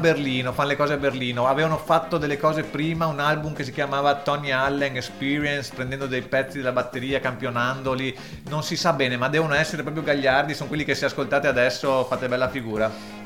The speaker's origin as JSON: {"language": "Italian", "town": "Venice", "region": "Veneto", "country": "Italy", "said": "ritornavo alle mie origini, povere"}